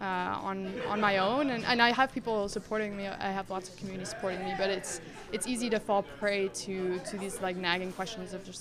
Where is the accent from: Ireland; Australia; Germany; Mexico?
Mexico; English is a second language; moved away as an adult; now in Canada; I grew up in Mexico, and I moved to Canada when I was 18